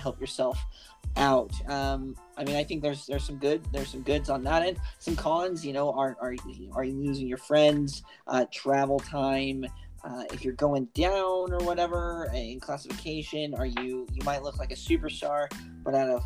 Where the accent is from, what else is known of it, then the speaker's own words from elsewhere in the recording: Syracuse, Utah, United States; I grew up in Syracuse, Utah, so not super far from LCA